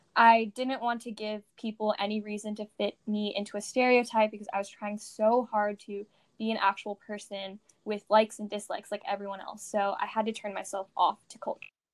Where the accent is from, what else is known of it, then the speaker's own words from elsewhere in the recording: California, United States; I was born in California and had lived in California my entire life